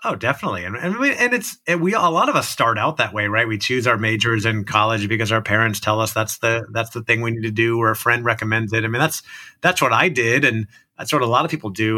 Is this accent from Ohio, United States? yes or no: no; Orlando, Florida, United States; I grew up in Orlando, Florida